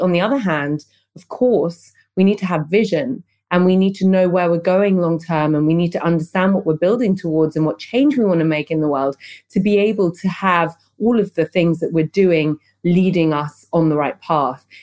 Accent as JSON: {"language": "English", "region": "London", "country": "United Kingdom", "moved": "as an adult", "lives_now": "Berlin, Germany", "said": "I moved from London, where I'm from, to Berlin"}